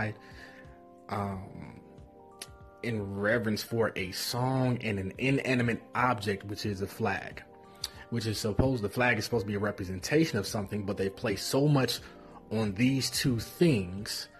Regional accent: United States; I was born here

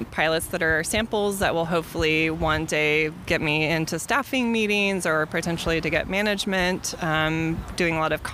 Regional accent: Bay Area, California, United States; I actually live in the Bay Area. I'm from the Bay Area.

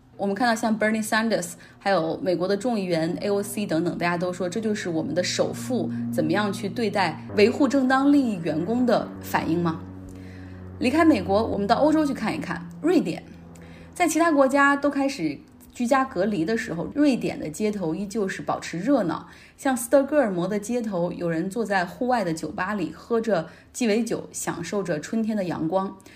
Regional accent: Heilongjiang, China; 我老家黑龙江

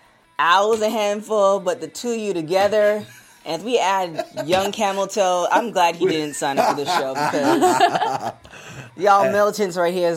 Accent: Canada; I'm Canadian.

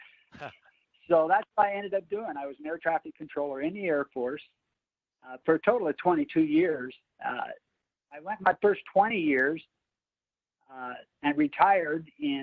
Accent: Idaho, United States; I'm from Idaho is where I'm from

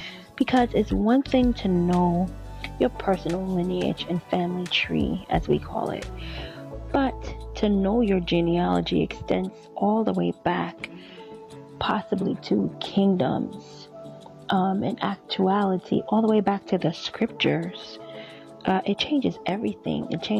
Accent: Liberia; born there; So by birth, I was born in West Africa, Liberia. That's on my father's side. And on my mother's side, I'm Nigerian.

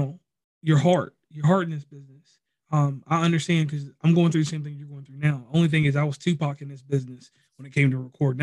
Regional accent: Virginia, United States; now in West Virginia, United States; I live in West Virginia, but I'm from Virginia

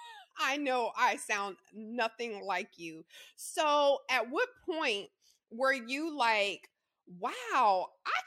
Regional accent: Louisiana, United States; I grew up in the South too, Louisiana, born and raised

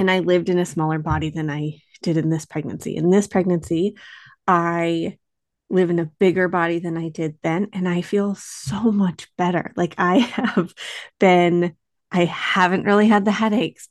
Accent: Western New York, United States; moved away; also born or lived in Boston; we are both from Western New York

